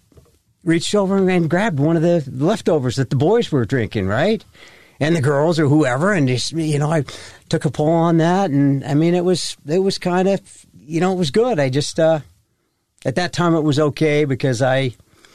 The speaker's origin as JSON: {"language": "English", "town": "Ogden", "region": "Utah", "country": "United States", "tie": "born or raised there", "said": "I was born and raised in Ogden"}